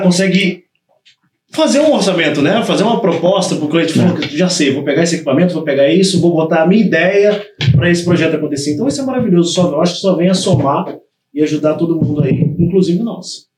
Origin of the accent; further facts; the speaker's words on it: Volta Redonda, Rio de Janeiro, Brazil; moved away as an adult; eu sou do interior do Rio, sou de Volta Redonda, mas comecei a vir traba trabalhando muito no Rio